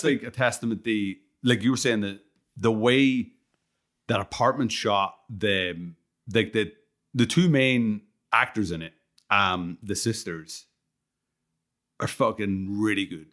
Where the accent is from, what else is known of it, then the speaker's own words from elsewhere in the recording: Ireland; I'm, I'm fucking Irish